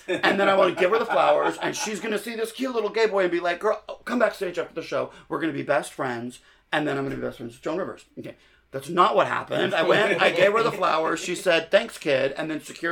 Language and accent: English; Phoenix, Arizona, United States; I grew up in Phoenix, Arizona